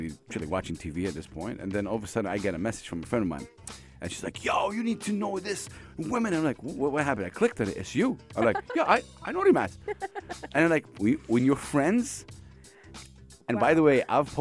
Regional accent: Jeddah, Makkah Province, Saudi Arabia; also born or lived in Medina; as a Saudi, you know, I'm from Jeddah, you know, born in Medina, but of course in Jeddah

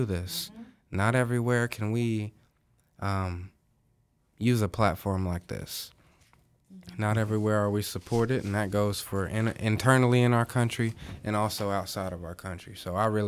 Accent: Mount Healthy, Ohio, United States; my hometown, Mount Healthy, Ohio

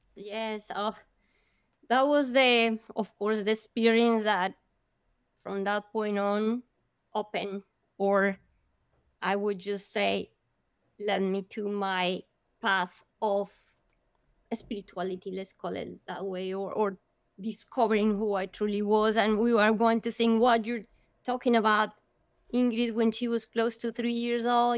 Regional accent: Bogota, Bogotá Capital District, Colombia; I am from Colombia, I come from hot weather country, but Bogota is very high up in the Andes

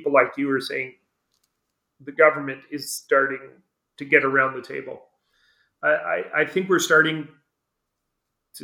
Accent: Brantford, Ontario, Canada; now in New Brunswick, Canada; I grew up near Brantford, where one of the last residential schools was still operating

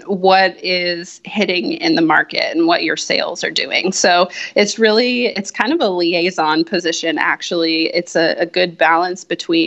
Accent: Colorado, United States; moved away as an adult; now in California, United States; I am originally from Colorado. I currently live in California and moved out here about 5 years ago

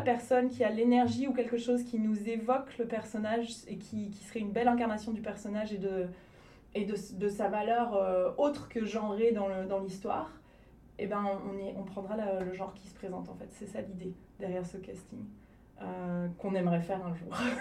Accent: Lyon region, Auvergne-Rhône-Alpes, France; also born or lived in Cannes area, Provence-Alpes-Côte d'Azur / Toulouse; je suis plutôt de la région lyonnaise, même si je suis née dans, le, euh, dans la région PACA, donc la province Alpes-Côte d'Azur, euh, vers Cannes

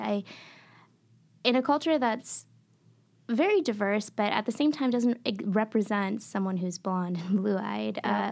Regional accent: Maputo, Mozambique; now in Michigan, United States; I was born and raised in Maputo, Mozambique, in southeastern Africa.

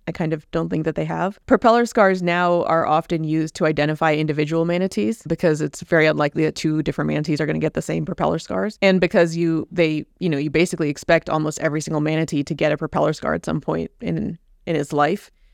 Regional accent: Indiana, United States; now in Key Biscayne, United States; I grew up in Indiana

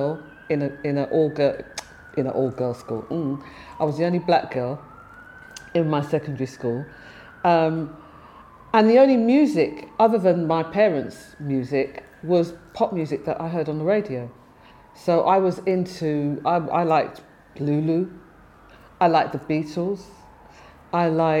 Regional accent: London, United Kingdom; also born or lived in Acton; I was born in Acton, Park Royal Hospital to be exact, and I was brought up in Willesden

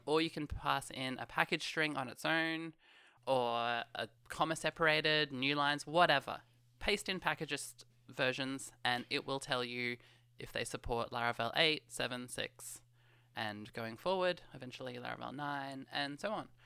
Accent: Australia; I never actually say g'day in real life. In Australia

